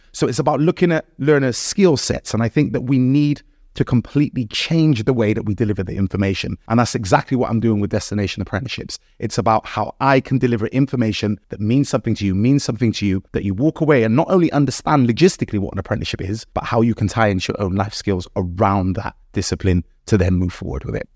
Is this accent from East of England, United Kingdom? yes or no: no; Bristol, South West England, United Kingdom; also born or lived in Gloucester; I grew up predominantly in Bristol, but I did move around